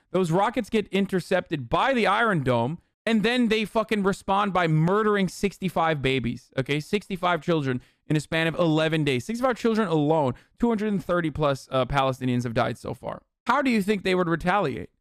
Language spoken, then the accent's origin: English; Turkey; moved away; I grew up in Turkey and I'm white